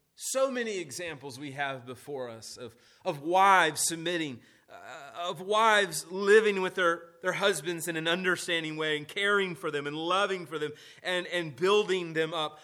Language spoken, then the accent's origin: English; United States; At the heart of being an American is to be rebellious, right? Uh, we, we are the rebellious ones